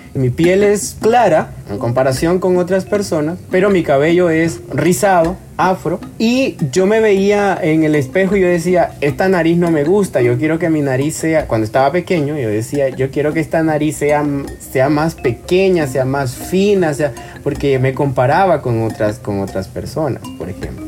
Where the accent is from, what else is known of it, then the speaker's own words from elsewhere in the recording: El Salvador; mi identidad afro, salvadoreña